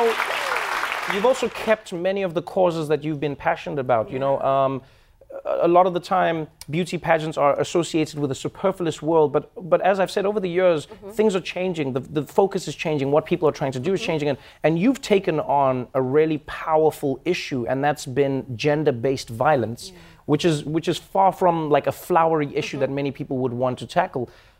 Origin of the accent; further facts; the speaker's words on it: South Africa; I was proud as a South African